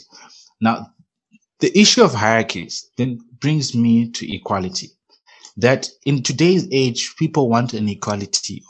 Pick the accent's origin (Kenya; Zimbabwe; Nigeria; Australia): Zimbabwe; now in Namibia; growing up in Zimbabwe and coming here to Namibia